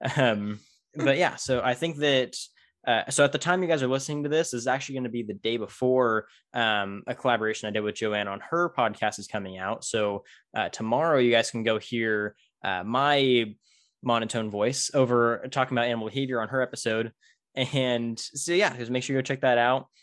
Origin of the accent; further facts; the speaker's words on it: Tulare, California, United States; my hometown of Tulare